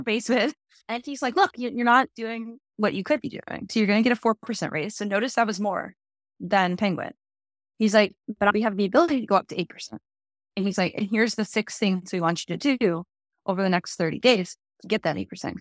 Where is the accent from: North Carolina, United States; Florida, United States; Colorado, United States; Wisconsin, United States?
Wisconsin, United States; moved away as an adult; also born or lived in Minnesota; I'm originally from Wisconsin, went to school in Minnesota at Winona State